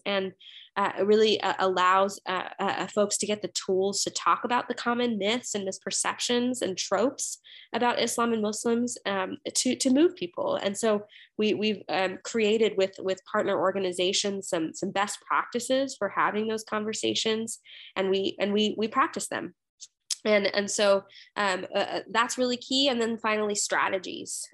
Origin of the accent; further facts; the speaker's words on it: United States; I come from a Sri Lankan Catholic background. and, and I was born and raised here in the United States